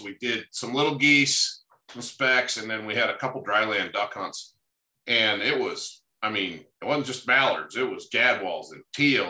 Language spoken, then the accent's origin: English; Great Lakes, United States; the stuff I grew up with in the Great Lakes